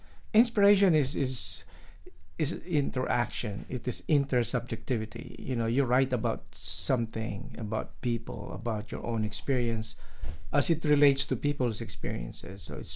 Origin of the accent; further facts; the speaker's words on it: Philippines; In the Philippines, in the islands. So I've got that influence of, you know, the tropical mood and flavor.